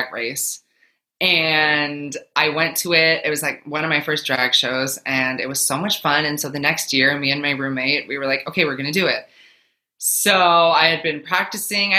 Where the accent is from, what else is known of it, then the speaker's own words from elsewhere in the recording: Minnesota, United States; moved away as an adult; now in New Jersey, United States; I'm currently in New Jersey, but I'm originally from Minnesota.